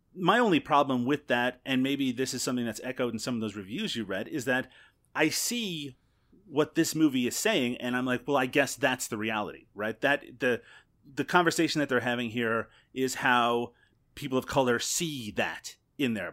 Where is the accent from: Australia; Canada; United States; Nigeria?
Canada; Newfoundland and Labrador; now in Ontario, Canada; I grew up in Newfoundland